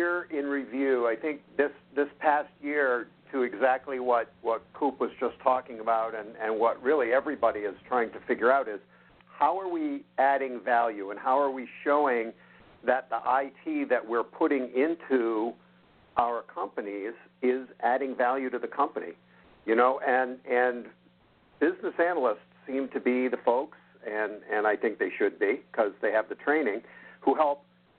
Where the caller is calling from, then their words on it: Central New York, United States; I'm calling from Central New York.